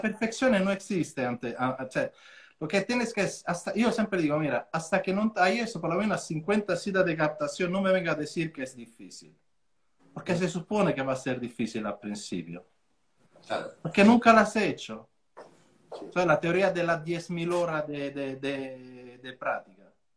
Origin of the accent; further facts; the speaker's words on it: Formia, Lazio, Italy; Spanish is a second language; moved away as an adult; also born or lived in Switzerland / London; now in Mijas, Spain; de Italia yo soy de Formia